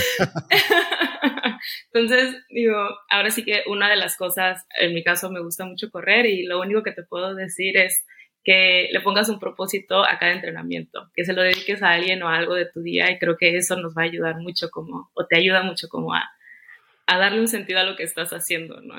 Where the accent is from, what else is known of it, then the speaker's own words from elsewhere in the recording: Tampico, Tamaulipas, Mexico; soy de Tampico, Tamaulipas